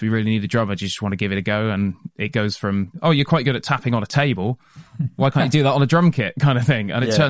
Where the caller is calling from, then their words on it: Taunton, South West England, United Kingdom; We are based around the Taunton area, so just outside of Taunton, in an industrial unit out there.